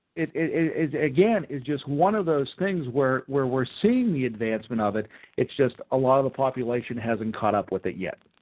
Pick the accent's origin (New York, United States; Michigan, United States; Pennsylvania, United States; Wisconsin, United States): Pennsylvania, United States; Mars; moved away as an adult; also born or lived in Fayette County, Pennsylvania; I grew up in Butler County. I grew up in Mars, Pennsylvania